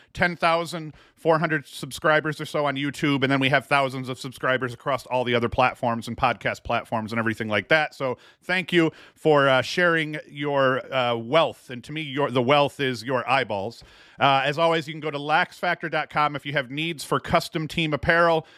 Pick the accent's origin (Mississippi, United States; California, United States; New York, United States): New York, United States; Whitney Point; I'm from Whitney Point